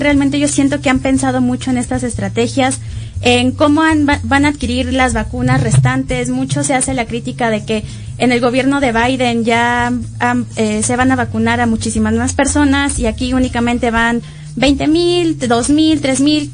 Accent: Mexico; nosotros como mexicanos

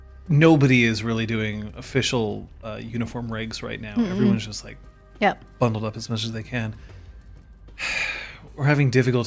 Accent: Vancouver, British Columbia, Canada; I'm from Vancouver.

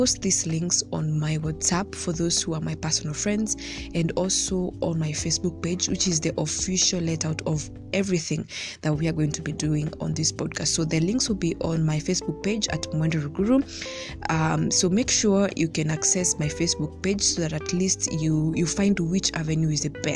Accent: Kenya

